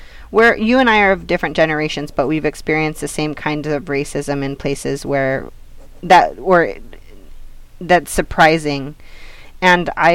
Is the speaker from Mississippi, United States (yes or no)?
no; Hollister, California, United States; my hometown, Hollister, in San Benito